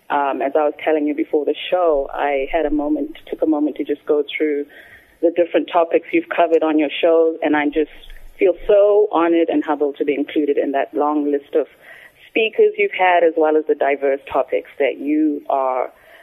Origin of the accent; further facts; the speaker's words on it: Harare, Zimbabwe; moved away as an adult; also born or lived in Indiana, United States / Virginia, United States; now in United States; So I'm originally from Zimbabwe. I grew up in Harare, just outside Harare, which is the capital of Zimbabwe. I was raised there, went to school there, did my undergrad there. And in 1999, no shame in dating myself here, in 1999, I came over to the U.S.